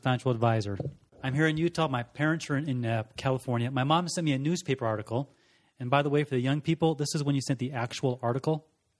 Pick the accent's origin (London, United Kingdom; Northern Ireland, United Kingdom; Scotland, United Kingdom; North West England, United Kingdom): Scotland, United Kingdom; born there; I grew up in the Air Force, was born in Scotland. To a Scottish mom and an Air Force dad, lived around the world